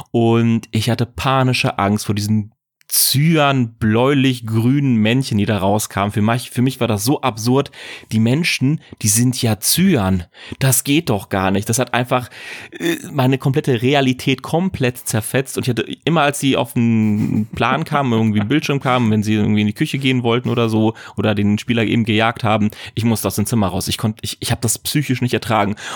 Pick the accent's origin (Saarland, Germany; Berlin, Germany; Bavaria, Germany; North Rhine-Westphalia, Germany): North Rhine-Westphalia, Germany; Ruhr area; ich komme aus dem Ruhrpott